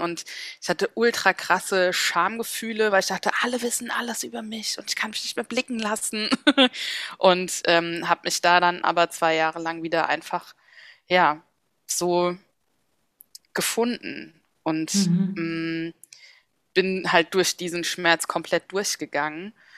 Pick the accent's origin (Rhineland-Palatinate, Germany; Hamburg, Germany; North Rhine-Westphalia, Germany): Rhineland-Palatinate, Germany; Mainz; moved away as an adult; also born or lived in Bensheim / Frankfurt; now in Berlin, Germany; ich liebe Mainz, es ist meine Heimatstadt